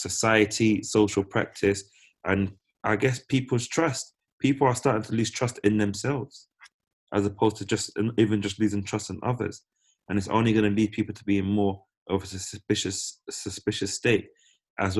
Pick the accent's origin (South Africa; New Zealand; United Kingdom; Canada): United Kingdom; being born British